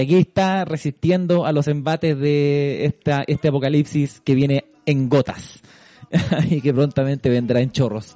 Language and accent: Spanish; Puente Alto, Santiago Metropolitan Region, Chile; yo de Puente Alto en ese momento